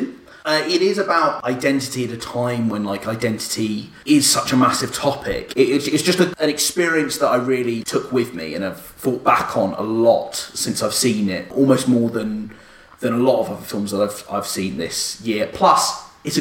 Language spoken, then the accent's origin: English; United Kingdom; I'm British and I love being British.